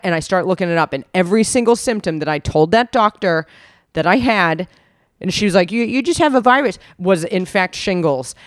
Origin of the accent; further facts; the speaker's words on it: United States; moved away; I'm from America